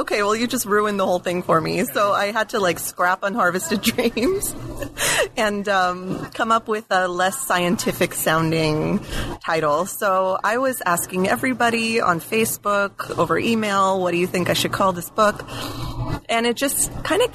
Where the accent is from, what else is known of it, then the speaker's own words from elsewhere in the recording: Alice, Texas, United States; moved away as an adult; also born or lived in New Haven, Connecticut / Santa Barbara, California; I grew up in South Texas, a little town called Alice, which is sort of near the Corpus Christi area, and didn't really leave Texas for all of my childhood